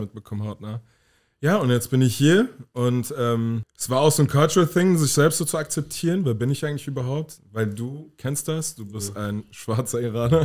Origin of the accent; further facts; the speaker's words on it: Hanau, Hesse, Germany; moved away as an adult; also born or lived in Berlin; now in North Rhine-Westphalia, Germany; Komme aus Hanau, habe vier Jahre in Berlin gelebt und bin jetzt ähm, im Frühjahr diesen Jahres weggezogen